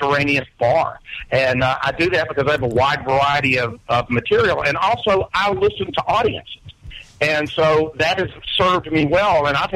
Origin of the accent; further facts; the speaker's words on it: Birmingham, Alabama, United States; growing up in Birmingham in the Southern Rock era